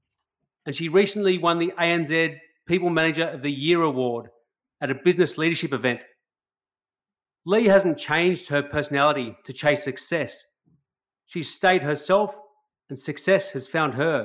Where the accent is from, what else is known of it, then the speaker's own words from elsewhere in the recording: Australia; I love being an Australian